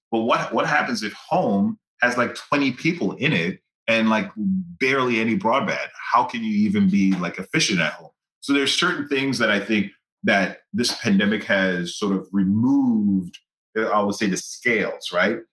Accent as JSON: {"language": "English", "country": "Grenada", "tie": "born or raised there", "said": "growing up in Grenada, like I grew up in a village"}